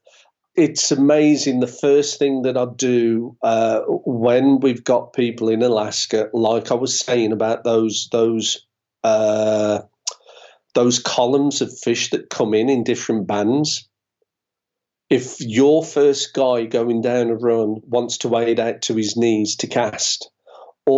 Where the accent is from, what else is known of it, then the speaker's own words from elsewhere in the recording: United Kingdom; being British